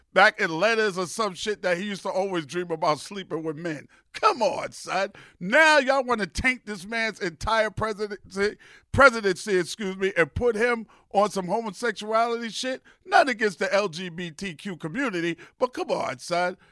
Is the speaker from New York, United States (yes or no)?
yes; New York City, New York, United States; I'm from New York